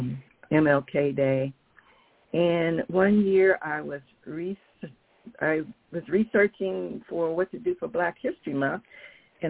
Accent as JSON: {"language": "English", "town": "Dayton", "region": "Ohio", "country": "United States", "tie": "born or raised there", "also_born_or_lived": "Washington State", "moved": "as an adult", "said": "I was born and raised in Dayton, Ohio, and this is where I reside now with my parents"}